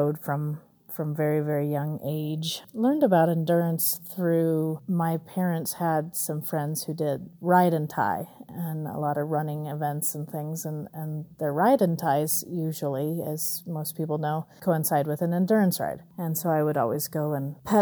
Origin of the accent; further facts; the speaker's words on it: Southern California, United States; now in Colorado, United States; I'm from Colorado, originally Southern California